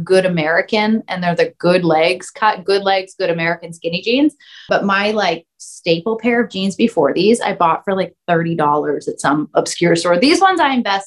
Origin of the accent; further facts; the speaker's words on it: Canada; I'm from Canada